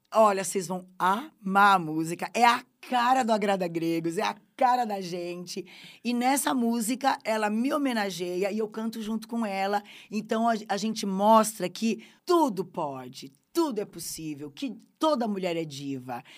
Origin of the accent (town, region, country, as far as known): Brazil